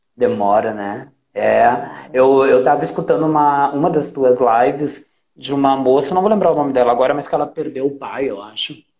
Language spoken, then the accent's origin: Portuguese; Mathias Velho, Rio Grande do Sul, Brazil; lá na Matias Velho, onde eu nasci